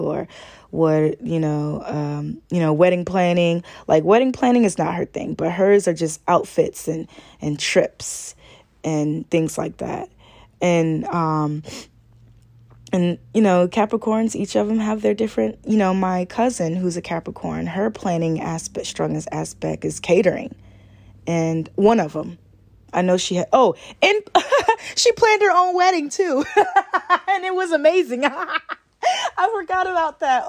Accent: Augusta, Georgia, United States; I'm a Southern girl. I was born and raised in Augusta, Georgia

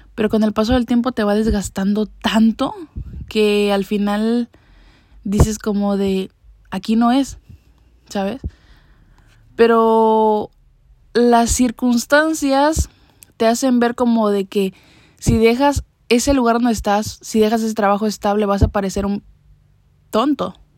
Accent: Mexico; moved away as an adult; ahorita ya no me encuentro ni siquiera en mi país natal

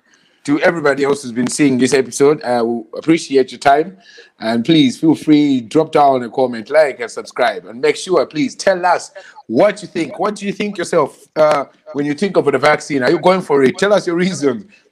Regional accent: Malawi; moved away; You know, we're all from Malawi.

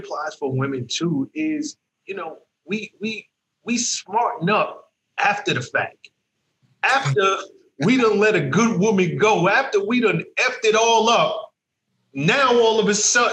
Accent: New York City, New York, United States; I'm from the South Bronx, right? I got six brothers

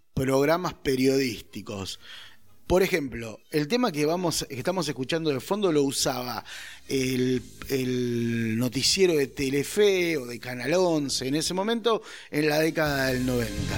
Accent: Argentina; como argentino, latinoamericano e hincha de boca

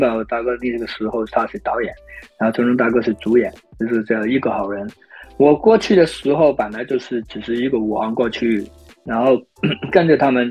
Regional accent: China; moved away; also born or lived in United States; 你知道我们中国人发音肯定没有美国人这么有，你不是一辈子长，又不是你的第一语语言

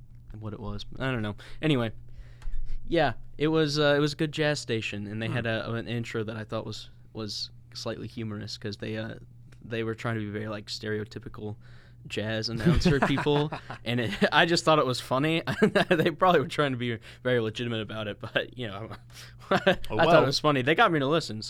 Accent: Illinois, United States; I actually really like jazz. I grew up in Illinois, and we were right by SIUE.

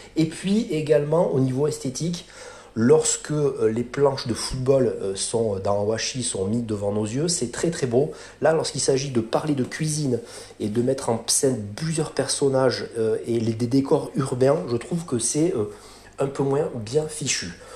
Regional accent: France; quand on montait en tant que Français à Paris

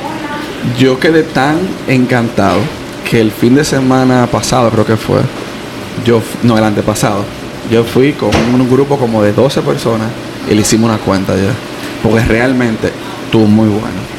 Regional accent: Dominican Republic; now in United States; yo como dominicano, que también soy inmigrante

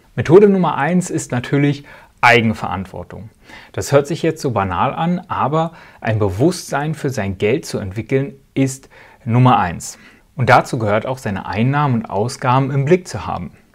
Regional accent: Spreewald, Brandenburg, Germany; now in Switzerland; Wo ich herkomme, aus dem Osten, aus dem wunderschönen Spreewald im Herzen Brandenburgs

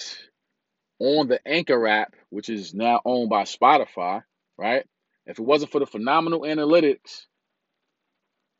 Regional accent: New York City, New York, United States; I'm from Brooklyn, New York.

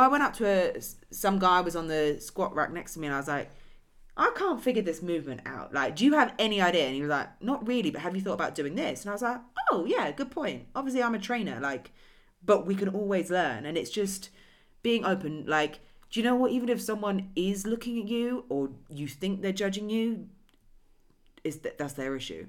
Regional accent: England, United Kingdom; moved away; Oh, England

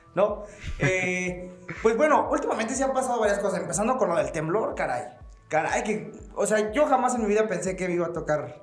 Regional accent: Guanajuato, Mexico; llevo toda mi vida viviendo en esta ciudad

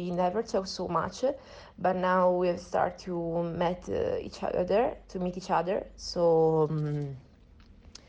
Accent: Italy; moved away as an adult; now in Madrid, Spain; I'm from Italy, but I decided to stay in Madrid for this quarantine

